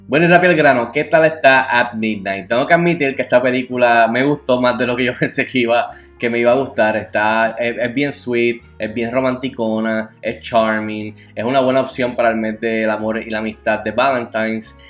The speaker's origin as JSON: {"language": "Spanish", "country": "Puerto Rico", "said": "siendo puertorriqueño"}